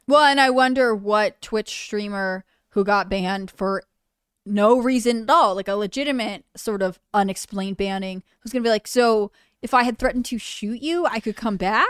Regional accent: Northeast, United States; I'm from the Northeast, though

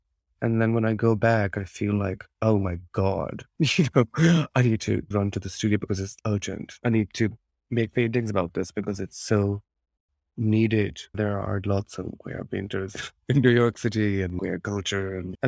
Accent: Lahore, Punjab, Pakistan; But also I enjoy bearing that up with memories of growing up in Pakistan and Lahore, or the feeling of that excitement and fun in knowing both of these worlds.

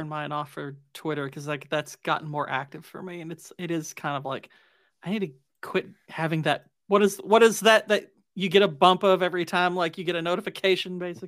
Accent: Kentucky, United States; I'm from Kentucky

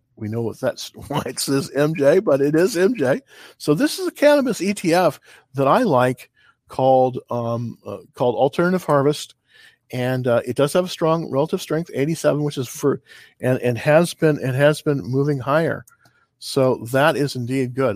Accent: California, United States; moved away; I'm originally from California

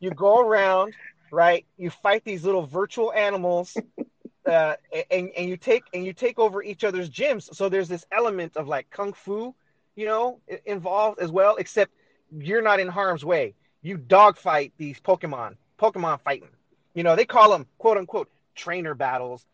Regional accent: Los Angeles, California, United States; I was born and raised here in L.A.

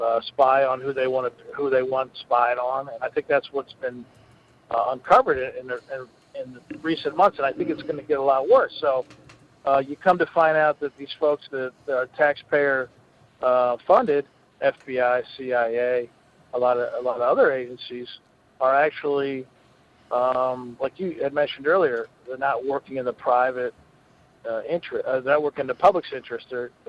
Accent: Philadelphia, Pennsylvania, United States; We're just stubborn Irish. We're not getting in from Philadelphia. We grew up, if somebody punches you in the face in the schoolyard

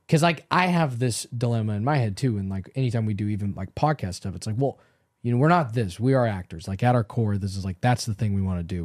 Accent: Los Angeles, California, United States; I grew up in Los Angeles, so I grew up watching car chases

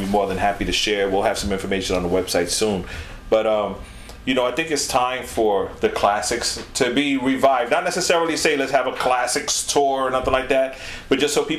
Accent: New York, United States; I mean, I'm from New York. I want everybody to support me, right?

